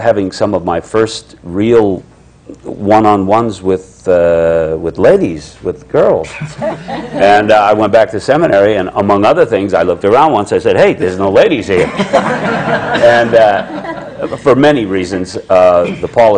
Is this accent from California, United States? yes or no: yes; Southern California, United States; growing up in Southern California